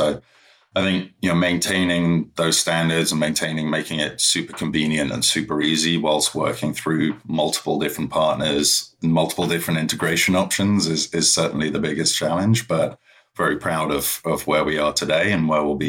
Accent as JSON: {"language": "English", "region": "London", "country": "United Kingdom", "moved": "as an adult", "said": "So I'm from London originally and ended up moving to Beijing"}